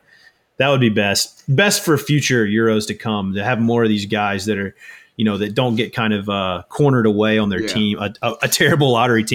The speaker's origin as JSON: {"language": "English", "town": "Memphis", "region": "Tennessee", "country": "United States", "tie": "born or raised there", "said": "I got the Grizz. I got my hometown guys."}